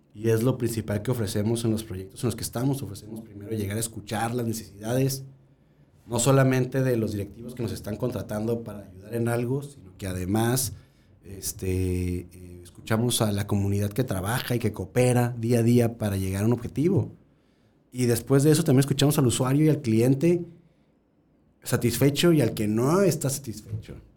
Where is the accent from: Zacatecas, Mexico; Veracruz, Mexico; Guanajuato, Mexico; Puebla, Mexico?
Guanajuato, Mexico; yo nací en Salida de Guanajuato porque ahí trabajaba mi abuelo